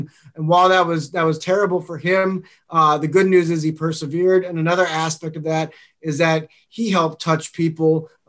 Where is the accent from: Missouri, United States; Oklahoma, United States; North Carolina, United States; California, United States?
Missouri, United States; St. Louis; also born or lived in Denver; I'm from St. Louis and I write for the St. Louis Post-Dispatch